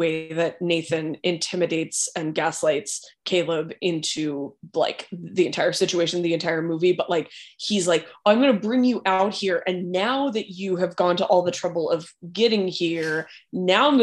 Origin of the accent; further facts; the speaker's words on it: California, United States; I'm from California